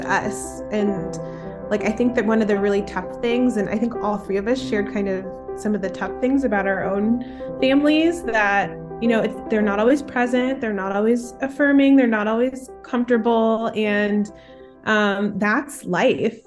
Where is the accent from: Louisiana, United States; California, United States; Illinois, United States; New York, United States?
Illinois, United States; Chicago; moved away as an adult; now in Minnesota, United States; I'm originally from the Midwest, Chicagoland area, grew up as one of three siblings. I now live in an even colder part of the Midwest in Minnesota